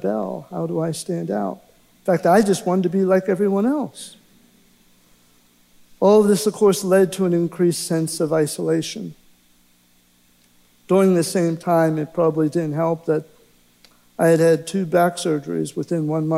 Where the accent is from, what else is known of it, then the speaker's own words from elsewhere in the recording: Pittsburgh, Pennsylvania, United States; I was born in Pittsburgh, Pennsylvania, into a Catholic household